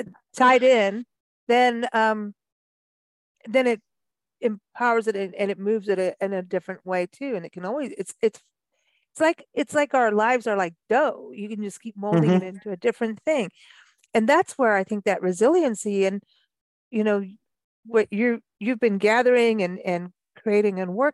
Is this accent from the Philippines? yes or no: no; Kenya; also born or lived in South Africa / Mexico; growing up in Kenya and then South Africa and then living in Mexico